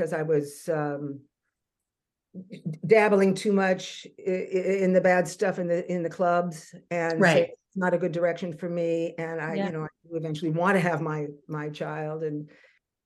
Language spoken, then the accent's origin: English; California, United States; moved away as an adult; also born or lived in New York / London; now in Montreal, Canada; I'm from California, always danced, did the musical theaters in school, and then went off early to first New York and then to London